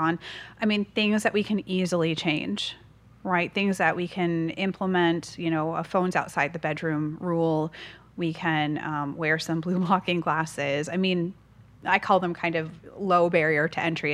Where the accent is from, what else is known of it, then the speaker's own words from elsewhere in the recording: Massachusetts, United States; now in San Diego, United States; I'm from the East Coast, so from Massachusetts, Northeast